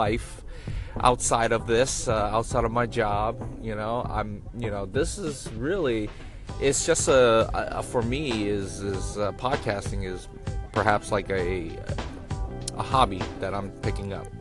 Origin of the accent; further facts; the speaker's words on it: Oakland, California, United States; also born or lived in Sacramento; I grew up in East Oakland, from the Bay, born and raised